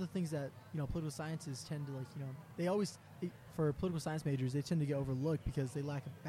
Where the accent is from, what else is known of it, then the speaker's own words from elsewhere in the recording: San Carlos Apache Reservation, Arizona, United States; moved away as an adult; now in Omaha, Nebraska, United States; I'm from the San Carlos Apache Tribe, located about 100 miles east of Phoenix. Currently, I'm a freshman at Creighton University, which is located in Omaha, Nebraska.